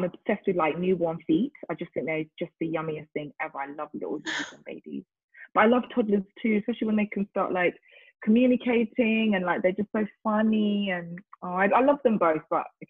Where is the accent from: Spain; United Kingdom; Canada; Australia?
United Kingdom; London; I am from South London. I'm born and raised South Londoner. I love South London.